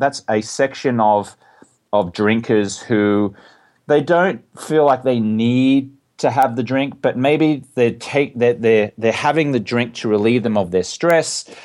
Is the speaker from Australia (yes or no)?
yes; Australia; moved away; I grew up in Australia and drinking is very much part of the culture there.